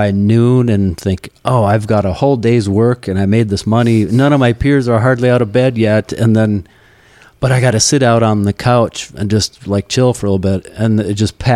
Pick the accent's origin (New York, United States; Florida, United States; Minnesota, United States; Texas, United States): Minnesota, United States; Roseau; I grew up in Roseau, Minnesota, up on the Canadian border by Lake of the Woods.